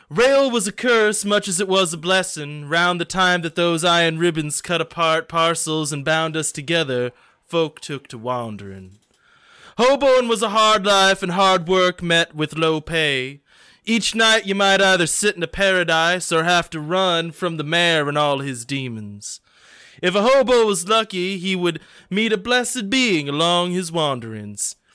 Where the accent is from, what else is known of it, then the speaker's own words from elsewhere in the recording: Indiana, United States; I'm from Indiana